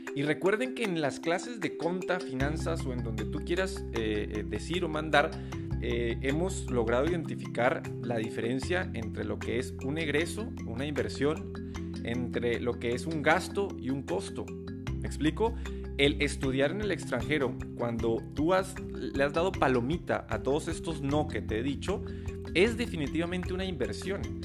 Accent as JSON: {"language": "Spanish", "country": "Mexico", "said": "aquí en México"}